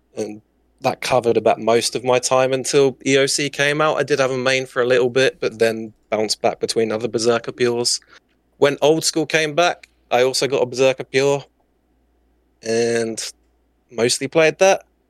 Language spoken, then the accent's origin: English; southern England, United Kingdom; I'm from the U K. I'm, I don't say exactly what city. I'm from down south